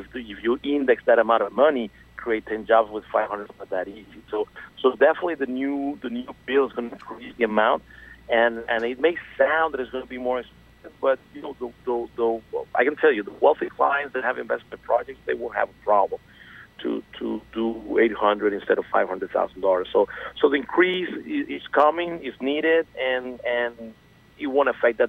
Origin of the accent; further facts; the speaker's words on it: Venezuela; moved away as an adult; now in South Florida, United States; I'm originally from Venezuela, and I moved to South Florida in 2001.